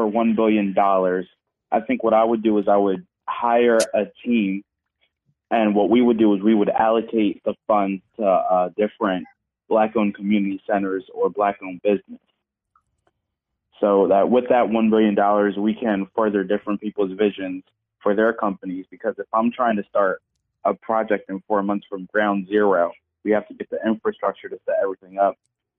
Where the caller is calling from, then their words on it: Eastern Pennsylvania, United States; I'm calling from Eastern Pennsylvania.